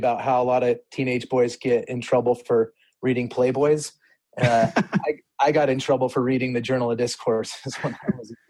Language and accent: English; Salt Lake City, Utah, United States; Born and raised in the home of the brave, Salt Lake